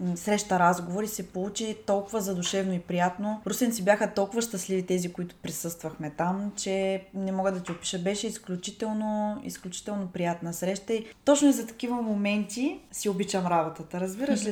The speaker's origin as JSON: {"language": "Bulgarian", "town": "Ruse", "region": "Ruse Province", "country": "Bulgaria", "tie": "born or raised there", "said": "Живея в Русе, родена съм в Русе, цял живот съм живяла тук, не съм живяла никъде другаде"}